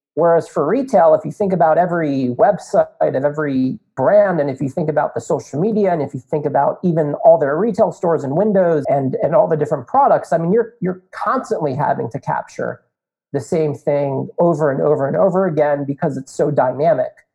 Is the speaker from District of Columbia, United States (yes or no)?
no; North Potomac, Maryland, United States; also born or lived in Indiana; born and raised in North Potomac, Maryland